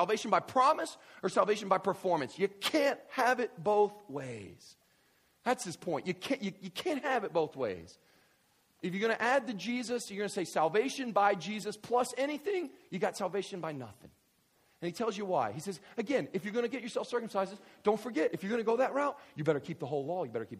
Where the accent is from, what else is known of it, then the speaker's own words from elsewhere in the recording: Kentucky, United States; So I grew up in West Kentucky, and there were these people, we would have, people took church real serious, okay?